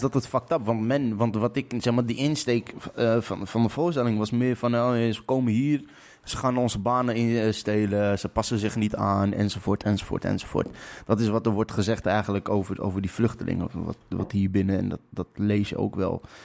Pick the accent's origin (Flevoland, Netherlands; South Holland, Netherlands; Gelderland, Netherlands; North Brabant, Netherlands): Flevoland, Netherlands; Lelystad; ik kom uit Lelystad.